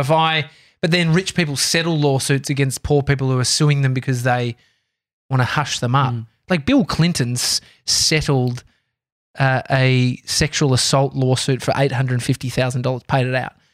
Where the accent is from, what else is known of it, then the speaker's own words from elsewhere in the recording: Australia; I'm Australian